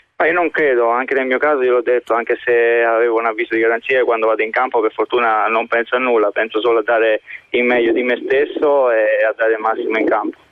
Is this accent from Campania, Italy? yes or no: yes; Naples, Campania, Italy; moved away as an adult; now in Russia; da napoletano